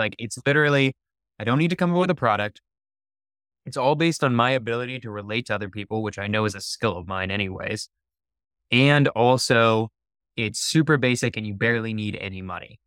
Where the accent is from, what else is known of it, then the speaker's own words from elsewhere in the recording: San Francisco, California, United States; I'm from San Francisco, it's okay. on the outskirts of San Francisco